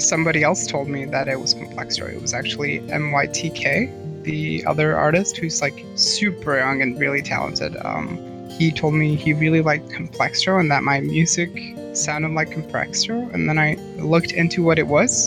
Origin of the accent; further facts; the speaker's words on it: Norway; I am a musician from Norway.